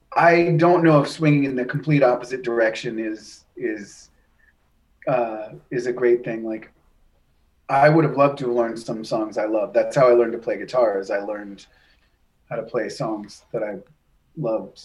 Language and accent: English; New Hampshire, United States; when I was growing up in New Hampshire